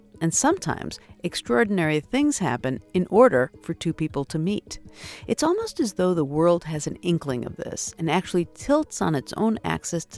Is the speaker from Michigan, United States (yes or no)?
no; Chicago, Illinois, United States; Growing up in Chicago